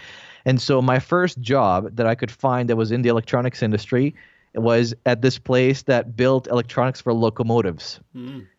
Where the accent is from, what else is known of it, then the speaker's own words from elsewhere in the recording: Bosnia & Herzegovina; English is a second language; now in Canada; So, I'm originally from Bosnia. Then I'm Croatian, so there's a whole bunch of stuff there that happened. So, because of the war, we left and we immigrated to Canada.